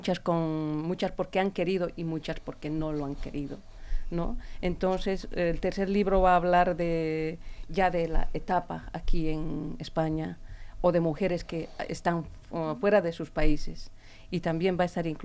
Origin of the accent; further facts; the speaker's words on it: Bolivia; moved away; Yo no soy de aquí, soy de Bolivia